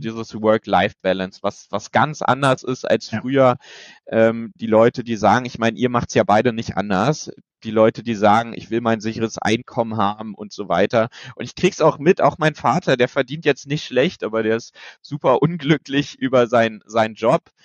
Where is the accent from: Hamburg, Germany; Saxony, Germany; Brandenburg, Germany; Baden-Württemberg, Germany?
Brandenburg, Germany; Bernau, north of Berlin; das war in Bernau, das ist hier äh, nördlich von Berlin, ähm, auch die Ecke, wo ich herkomme